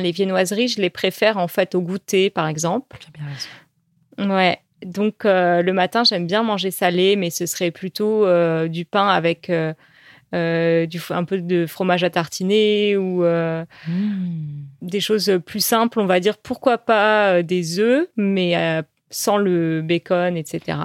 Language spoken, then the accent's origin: French; Paris, Île-de-France, France; first language French; chez nous à Paris.